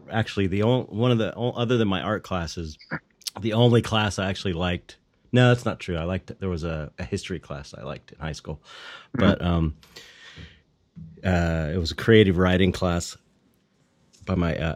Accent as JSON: {"language": "English", "town": "Los Angeles", "region": "California", "country": "United States", "said": "from San Pedro. It's like blue collar, right. uh, uh, um, longshoring kind of town."}